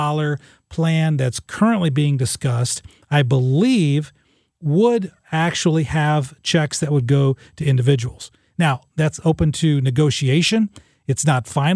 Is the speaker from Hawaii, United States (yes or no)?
no; Illinois, United States; I'm from Illinois